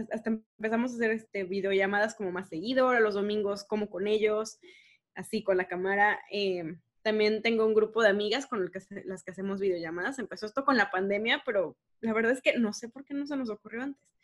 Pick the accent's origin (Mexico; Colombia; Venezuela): Mexico; no les tengo que explicar que soy de México ni nada, o sea, es como que regresas a esa tranquilidad